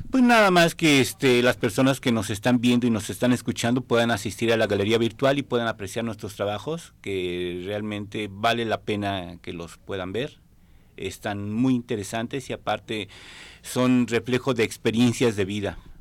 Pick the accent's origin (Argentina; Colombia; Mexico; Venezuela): Mexico; Mexico City; now in Jalisco, Mexico; Soy originario de la Ciudad de México, pero ya tengo viviendo aquí alrededor de 37 años